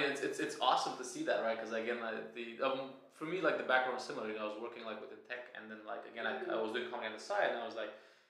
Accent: Romania; moved away; when I was like growing up in Romania.

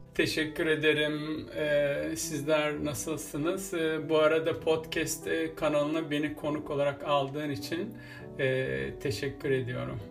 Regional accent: Bursa, Turkey; also born or lived in Balıkesir; Ben e, Bursa'da e, Ertuğrul Gazi semtinde büyüdüm ağırlıklı anlamda

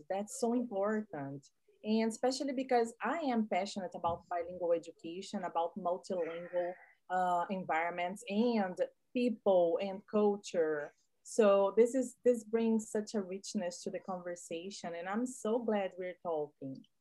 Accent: Brazil; English is a second language; I learned English as a second language in Brazil, actually as a foreign language, because in Brazil we don't speak English as a second language.

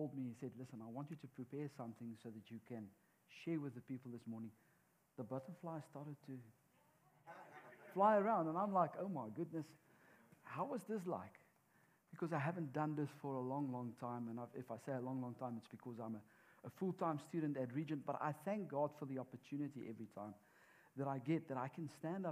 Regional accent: South Africa; moved away as an adult; we come from South Africa.

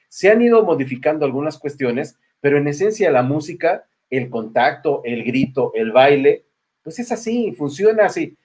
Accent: Mexico; nosotros como mexicanos

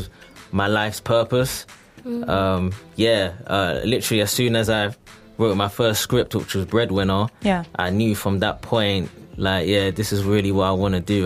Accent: Orpington, London, United Kingdom; I'm from Orpington, Southeast London, like in the London borough, Bromley.

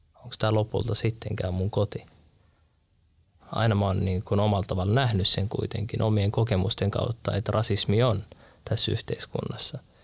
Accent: Turku, Southwest Finland, Finland; moved away as an adult; Mä vartuin varissualla Turussa

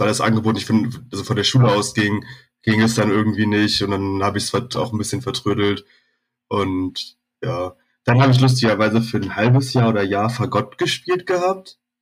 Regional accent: Berlin, Germany; bin da halt irgendwo in Zehlendorf in Westberlin groß geworden.

